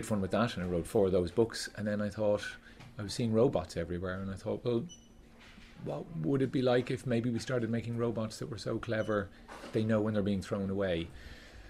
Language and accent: English; Skerries, Leinster, Ireland; I grew up in Skerries in County Dublin